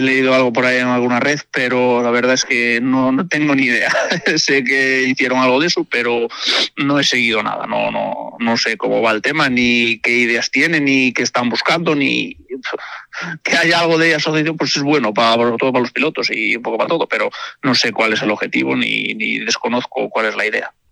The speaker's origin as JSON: {"language": "Spanish", "region": "Galicia", "country": "Spain", "tie": "born or raised there", "also_born_or_lived": "El Bierzo", "moved": "yes", "said": "nací en un pueblo gallego y estuve ahí muchos años."}